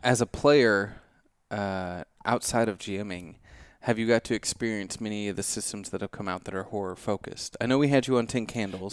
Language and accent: English; Midwest, United States; growing up in the Midwest